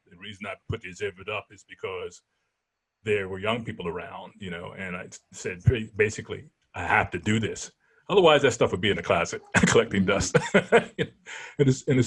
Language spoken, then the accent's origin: English; New Jersey, United States; also born or lived in Philadelphia, Pennsylvania; I was born in Philadelphia. I mean, South Philly. Parents moved to North Philly. Before I was 5 years old, they moved to South Jersey